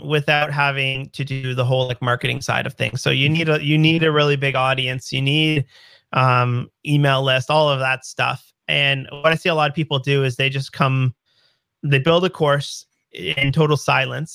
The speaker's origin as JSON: {"language": "English", "country": "Canada", "said": "I'm Canadian"}